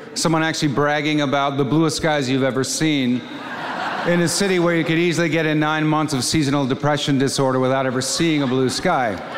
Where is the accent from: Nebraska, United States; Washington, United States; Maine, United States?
Washington, United States; Seattle; my hometown heroes, a band called Heart. In Seattle